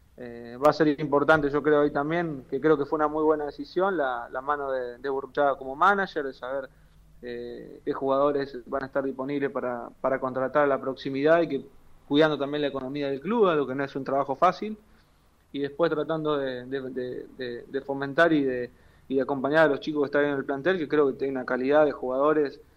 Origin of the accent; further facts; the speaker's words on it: Argentina; moved away as an adult; now in Tripoli, Greece; yo soy recontra argentino